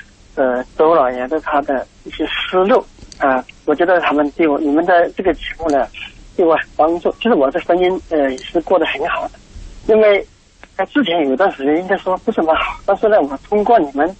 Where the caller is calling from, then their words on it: Dongguan, Guangdong, China; 我是从东莞打过来的。